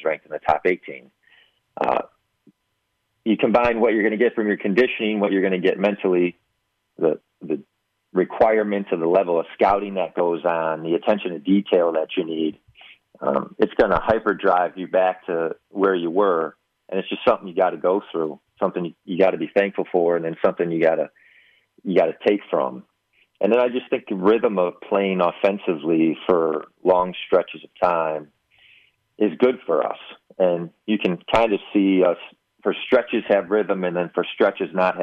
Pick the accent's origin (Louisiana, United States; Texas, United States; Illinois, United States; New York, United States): Illinois, United States; Chicago; moved away; I grew up in Chicago.